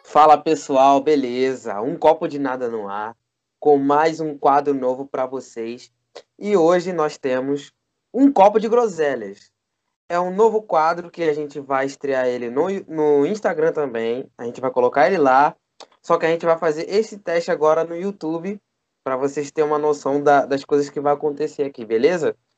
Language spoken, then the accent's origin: Portuguese; Rio de Janeiro, Brazil; Eu sou carioca também e também tenho as, as estranhezas daqui